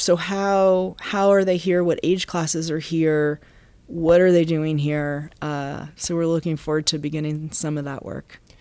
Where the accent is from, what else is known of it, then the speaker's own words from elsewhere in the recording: Massachusetts, United States; now in Baltimore, United States; I'm from Massachusetts